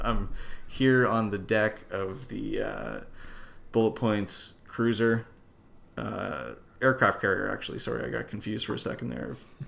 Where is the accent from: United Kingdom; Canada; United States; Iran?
Canada; I'm the commander. I'm from Canada.